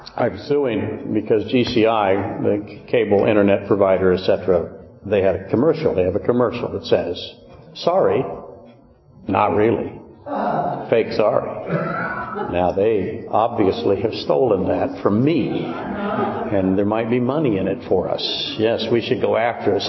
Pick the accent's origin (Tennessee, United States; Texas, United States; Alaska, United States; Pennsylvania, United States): Alaska, United States; Whittier; I grew up in Whittier